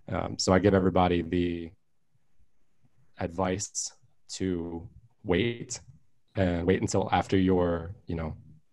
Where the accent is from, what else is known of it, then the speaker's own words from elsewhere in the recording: Merritt Island, Florida, United States; I'm from Merritt Island, Florida, right next to Cocoa Beach.